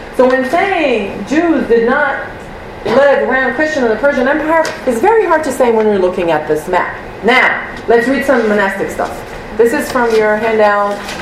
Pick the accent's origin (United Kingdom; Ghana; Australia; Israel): Israel; moved away; we come from Israel